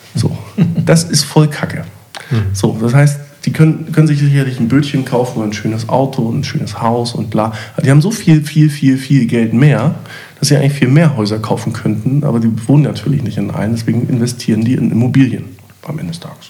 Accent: East Germany, Germany; ich war auch Ossi.

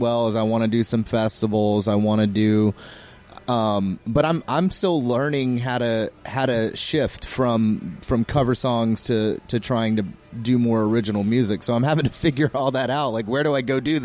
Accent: Florida, United States; I'm from Florida

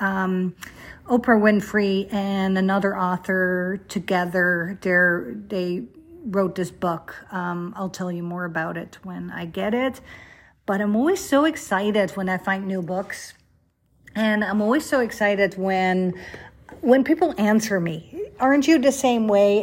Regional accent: Netherlands; moved away; I grew up in Holland

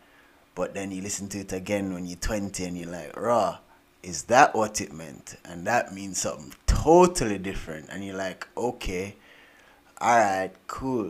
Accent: Jamaica; moved away; I grew up in Jamaica, apart from my brothers

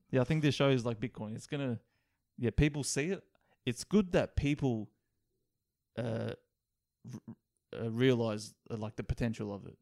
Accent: Australia; we're from Australia

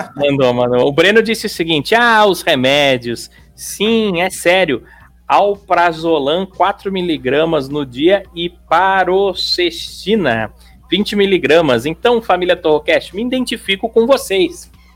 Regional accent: São Paulo, Brazil; Eu sou de São Paulo

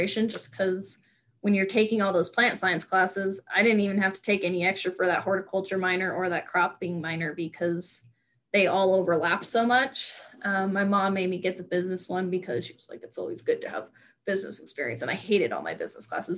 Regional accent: Nevada, United States; moved away as an adult; also born or lived in North Dakota; I'm from a small town in Nevada where the people I graduated kindergarten with are the same people I graduated high school

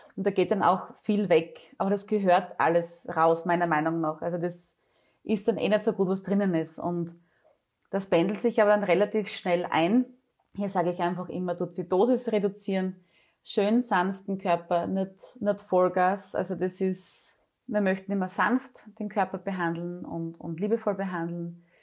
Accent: Styria, Austria; bei uns in der Steiermark, bei der MedUni Graz

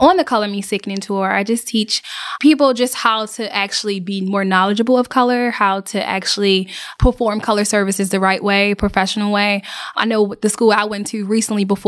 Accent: Baltimore, Maryland, United States; moved away as an adult; now in Atlanta, United States; I've been in Atlanta for 7 years. I'm from Baltimore, Maryland

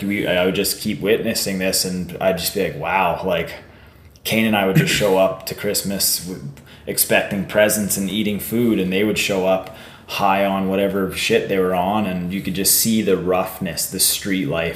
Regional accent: Warman, Saskatchewan, Canada; I grew up in Warman

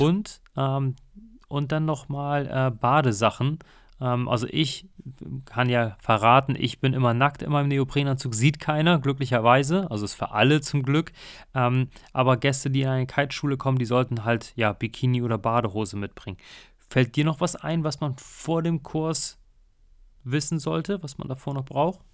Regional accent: North Sea, North Sea coast, Germany; ich bin ja in der Nordsee aufgewachsen

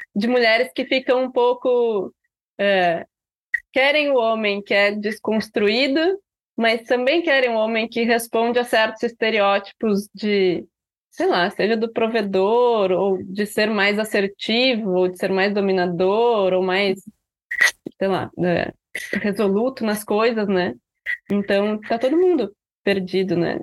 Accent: Rio Grande do Sul, Brazil; a gente escreve como gaúchos, né? Assim, os nossos livros têm essas marcas do, do tu, da falta do plural, das expressões locais

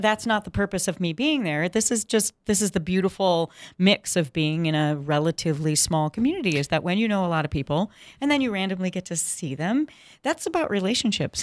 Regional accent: Saint Paul, Minnesota, United States; I grew up in Saint Paul in the Twin Cities

